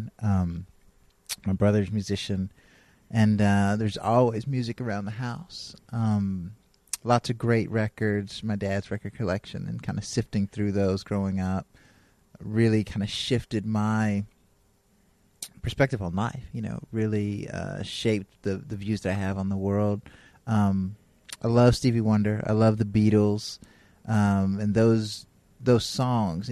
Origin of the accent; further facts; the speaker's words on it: Tennessee, United States; moved away as an adult; also born or lived in New York City / Washington, D.C. / Massachusetts; now in Los Angeles, United States; Then my family moved to Tennessee. Went from New York City to a farm in West Tennessee and went to high school, college in Tennessee